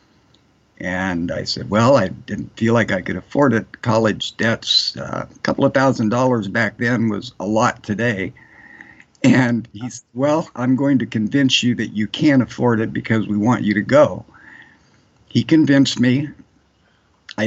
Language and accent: English; Willamette Valley, Oregon, United States; also born or lived in Pasadena, California; I'm from the Willamette Valley in Oregon. That's the western part of Oregon. Lived here most of my life.